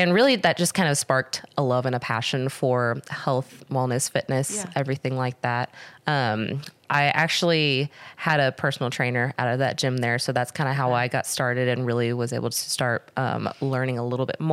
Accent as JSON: {"language": "English", "town": "Murfreesboro", "region": "Tennessee", "country": "United States", "tie": "born or raised there", "said": "I was born and raised in Murfreesboro"}